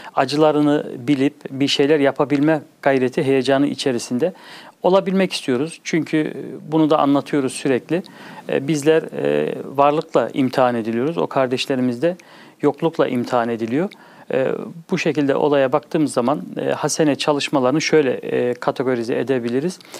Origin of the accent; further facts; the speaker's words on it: Bonn, North Rhine-Westphalia, Germany; also born or lived in Çankırı (parents' hometown); 1974 Almanya Bonn şehri doğma büyüme hali hazırda ikameti Bonn şehrinde olan